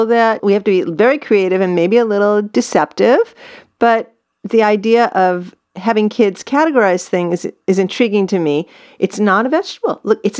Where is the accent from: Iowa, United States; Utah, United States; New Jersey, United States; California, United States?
California, United States; as a Californian